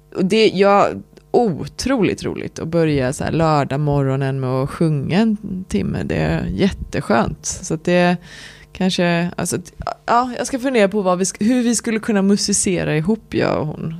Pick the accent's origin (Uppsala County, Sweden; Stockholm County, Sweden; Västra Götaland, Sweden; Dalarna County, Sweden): Västra Götaland, Sweden; Lerum; Jag är uppväxt i Lerum utanför Göteborg